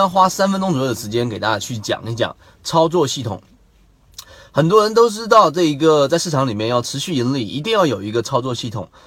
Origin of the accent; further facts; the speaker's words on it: China; 我们中国人